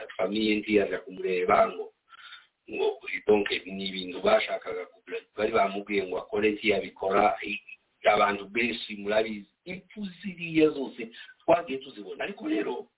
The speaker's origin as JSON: {"language": "Kinyarwanda", "country": "DR Congo", "moved": "yes", "lives_now": "United States", "said": "turi abanyekongo"}